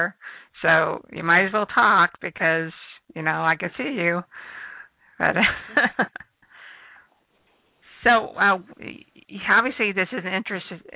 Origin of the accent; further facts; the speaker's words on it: Arizona, United States; I'm from Arizona